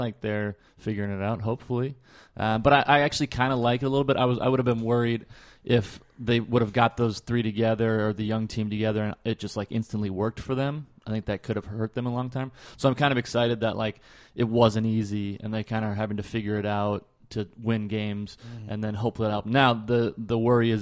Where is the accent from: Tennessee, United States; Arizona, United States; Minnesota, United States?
Minnesota, United States; moved away; I grew up in Minnesota